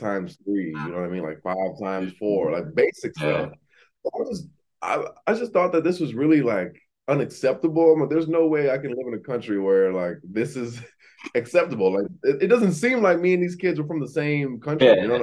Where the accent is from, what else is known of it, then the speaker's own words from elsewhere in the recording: Aurora, Illinois, United States; moved away as an adult; also born or lived in Pittsburgh / Atlanta; now in Miami, United States; I grew up in Aurora, Illinois, which is the second biggest city outside Chicago